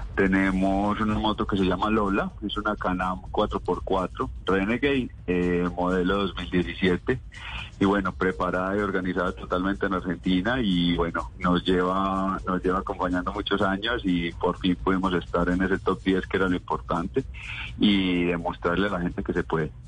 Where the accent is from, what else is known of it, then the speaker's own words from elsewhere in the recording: Colombia; como colombianos